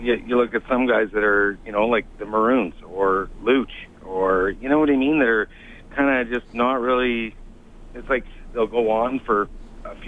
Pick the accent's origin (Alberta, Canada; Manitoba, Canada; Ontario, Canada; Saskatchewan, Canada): Alberta, Canada; Sherwood Park; now in Ottawa, Canada; I grew up in Sherwood Park